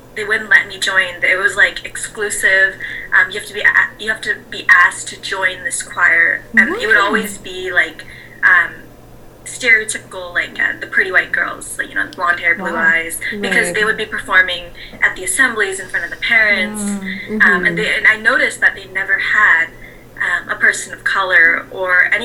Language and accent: English; Vancouver, British Columbia, Canada; I was raised in Vancouver